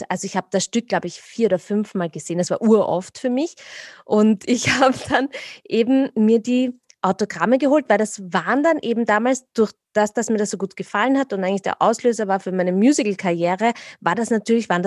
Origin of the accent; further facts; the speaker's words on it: Vienna, Austria; wo bist du denn geboren? In Wien.